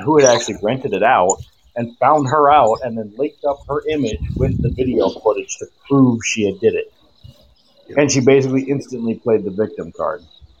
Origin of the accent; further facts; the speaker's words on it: South Dakota, United States; now in California, United States; my hometown in South Dakota